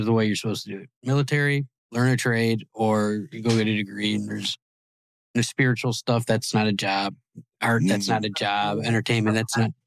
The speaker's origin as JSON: {"language": "English", "region": "Ohio", "country": "United States", "also_born_or_lived": "California", "said": "I'm from Ohio as well."}